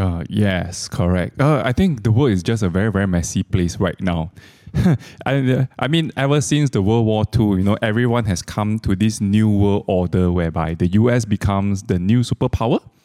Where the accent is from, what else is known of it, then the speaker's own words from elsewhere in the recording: Malaysia; I'm a Malaysian, I use Malaysian ringgit